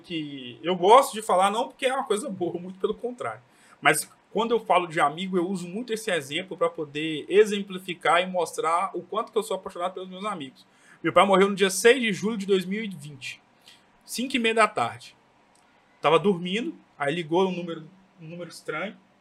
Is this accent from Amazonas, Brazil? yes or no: no; Governador Valadares, Minas Gerais, Brazil; eu que sou aqui de Valadares